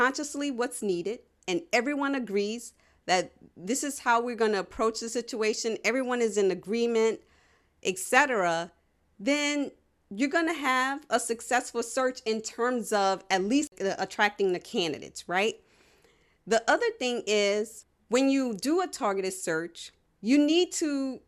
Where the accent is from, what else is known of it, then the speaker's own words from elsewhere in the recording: New Orleans, Louisiana, United States; I'm from New Orleans